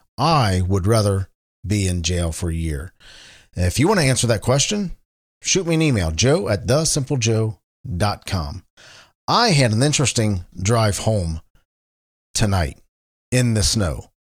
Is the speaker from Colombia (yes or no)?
no; Cincinnati, Ohio, United States; Cincinnati, Ohio, my hometown, and where I am recording this from.